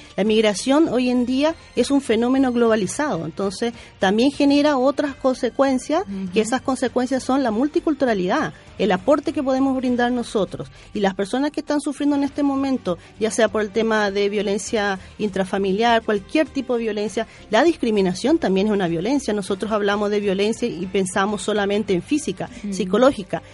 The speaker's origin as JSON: {"language": "Spanish", "country": "Paraguay", "moved": "yes", "lives_now": "Chile", "said": "yo, por ejemplo, soy paraguaya"}